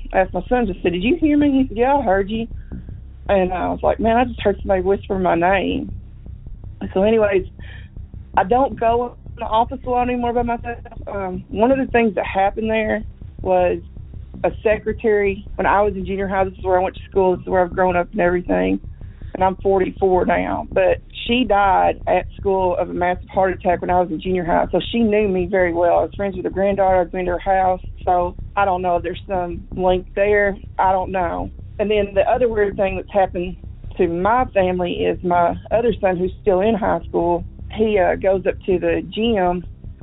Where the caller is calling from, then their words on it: Missouri, United States; I'm calling from Missouri